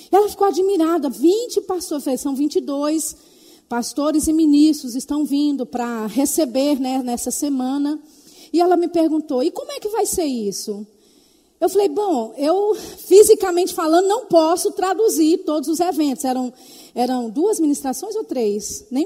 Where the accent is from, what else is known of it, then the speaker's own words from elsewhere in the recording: Belo Horizonte, Minas Gerais, Brazil; born there; É porque os meus pais são de Tapetinga, mas eu, eu nasci em BH.